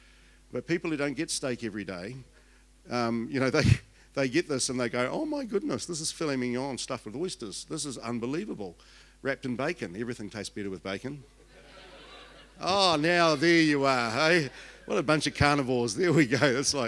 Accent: Invercargill, Southland, New Zealand; Born and bred in Invercargill, had elocution lessons so I could leave, and otherwise you wouldn't understand me at all.

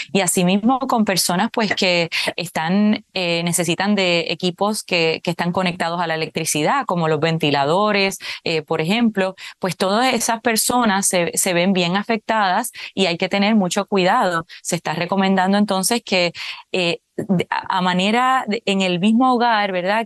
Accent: Puerto Rico; aquí en Puerto Rico, por ejemplo, que es de donde yo soy

